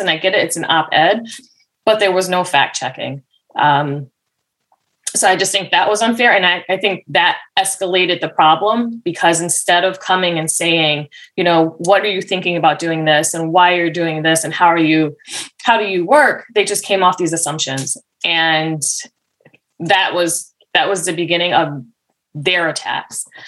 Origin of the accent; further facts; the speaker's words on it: Massachusetts, United States; moved away as an adult; now in Warwick, United States; I'm from originally from Massachusetts